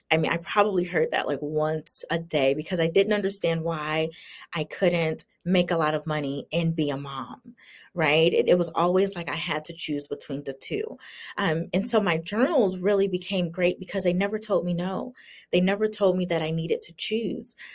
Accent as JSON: {"language": "English", "region": "the South", "country": "United States", "tie": "born or raised there", "said": "and I grew up in the South. Um, which has very strong racial undertones."}